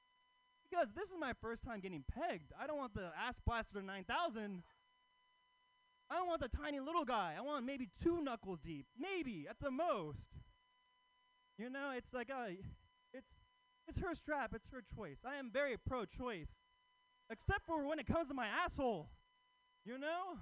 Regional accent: Oakland, California, United States; I live in Oakland, you know, Oakland. Yeah, Oakland native

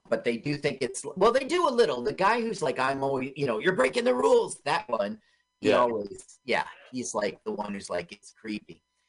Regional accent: Los Angeles, California, United States; I grew up in Los Angeles.

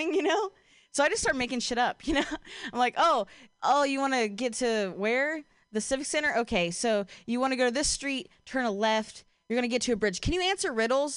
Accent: Ohio, United States; moved away as an adult; now in Bay Area, United States; I'm from Ohio

